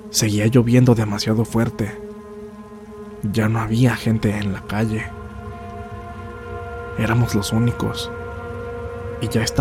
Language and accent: Spanish; Apan, Hidalgo, Mexico; Nosotros somos originarios de Apan, Hidalgo.